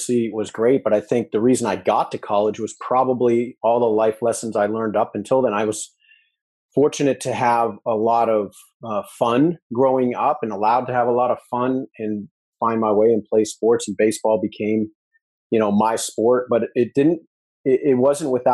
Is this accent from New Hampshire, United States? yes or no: yes; New Hampshire, United States; moved away as an adult; also born or lived in Missouri / Texas; I was in Missouri and I'm from New Hampshire